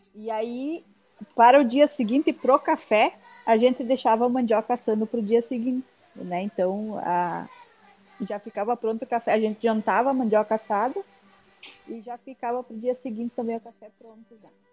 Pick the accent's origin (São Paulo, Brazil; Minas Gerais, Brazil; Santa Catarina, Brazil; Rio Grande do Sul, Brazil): Rio Grande do Sul, Brazil; Pinhalzinho; moved away as an adult; now in Rio Grande, Brazil; Eu na, nasci em Pinhalzinho, no dia 29 de setembro de anos atrás, uh, onde uma, uma, uma tia minha, né, foi a parteira, uma tia bem antiga, assim, fez o meu parto, bem cultural